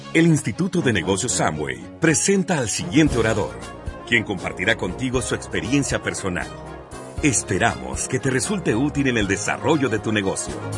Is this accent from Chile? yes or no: no; Venezuela; nazco el 24 de julio, esa fecha en Venezuela es un día patrio